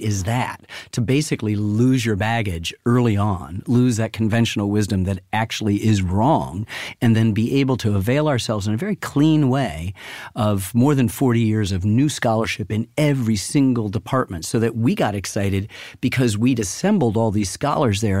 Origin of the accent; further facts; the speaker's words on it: Ann Arbor, Michigan, United States; I grew up in Ann Arbor, Michigan